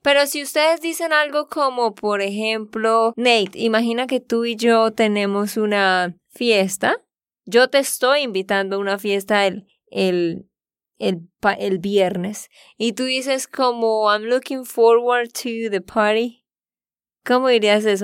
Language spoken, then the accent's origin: Spanish; Santander, Colombia; de Santander, Colombia